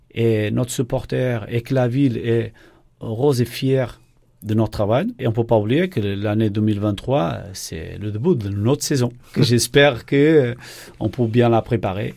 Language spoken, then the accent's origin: French; Portugal; accent: Portuguese; French is a second language; moved away as an adult; also born or lived in Norway / Germany; now in Nancy, France; Je suis portugais, ma femme est brésilienne